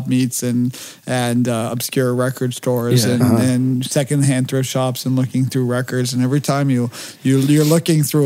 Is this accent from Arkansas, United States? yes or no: no; Los Angeles, California, United States; I grew up, they call it the slums of Beverly Hills